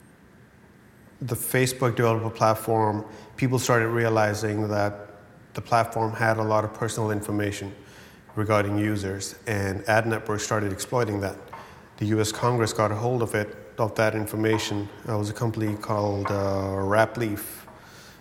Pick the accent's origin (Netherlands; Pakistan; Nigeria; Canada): Pakistan; I come from Pakistan.